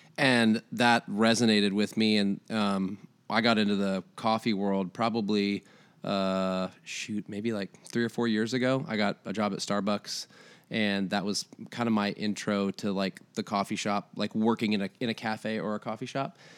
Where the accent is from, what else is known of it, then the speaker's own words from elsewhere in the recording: Iowa, United States; moved away as an adult; now in Tennessee, United States; I'm originally from Iowa, moved here about, uh, nine years ago